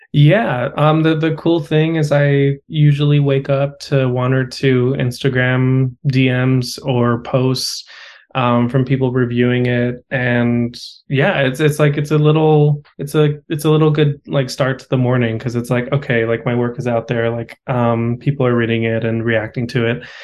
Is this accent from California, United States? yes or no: yes; Los Angeles, California, United States; also born or lived in Austin; my hometown event